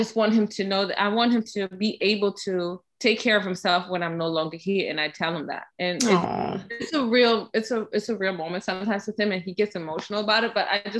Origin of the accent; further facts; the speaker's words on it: Germany; moved away; So I was born and raised in Germany and grow up in a mixed culture of German and Ghanaian. So it's important to me that he has that too. I speak German to him